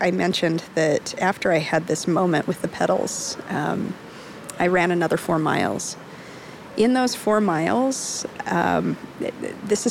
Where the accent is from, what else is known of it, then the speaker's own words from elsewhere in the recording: Salt Lake City, Utah, United States; I'm from Salt Lake City